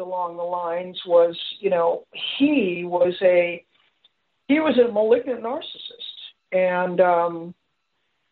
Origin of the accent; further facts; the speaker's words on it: Los Angeles, California, United States; my life growing up in Los Angeles in the 50s, 60s, 70s